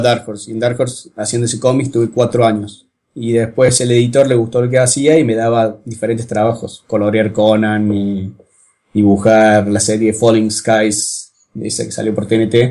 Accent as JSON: {"language": "Spanish", "region": "Córdoba", "country": "Argentina", "said": "de Córdoba y dibujo cómics desde hace como 12 años"}